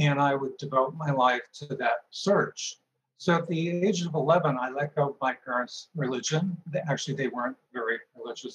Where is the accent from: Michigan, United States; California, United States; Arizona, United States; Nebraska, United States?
California, United States; Marin County; also born or lived in Park Forest, Illinois; we moved to Marin County when I was 10